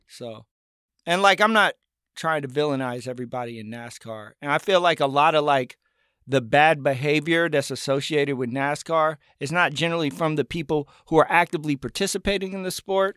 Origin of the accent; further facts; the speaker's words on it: northern Buncombe County, Appalachia, North Carolina, United States; I grew up in Buncombe County, and I grew up in northern Buncombe County